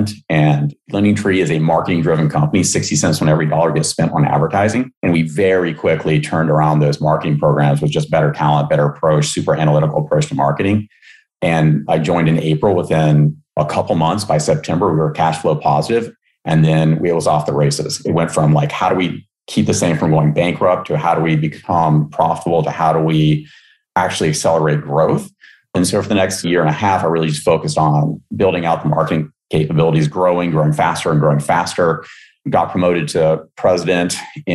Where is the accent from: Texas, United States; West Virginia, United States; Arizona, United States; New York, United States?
West Virginia, United States; moved away; I grew up in West Virginia